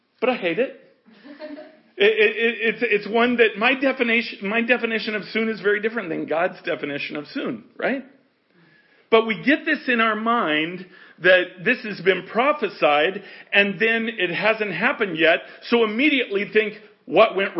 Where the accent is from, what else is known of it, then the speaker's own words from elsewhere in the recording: United States; we're American.